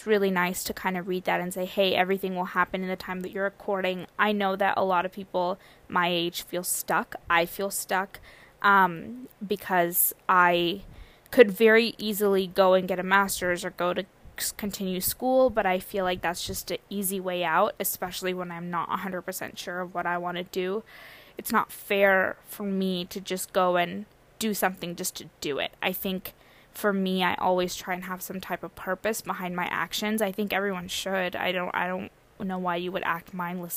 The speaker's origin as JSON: {"language": "English", "town": "San Diego", "region": "California", "country": "United States", "tie": "born or raised there", "said": "my parents, came from India in 1995, and then they settled down in San Diego. That's where I was born and raised."}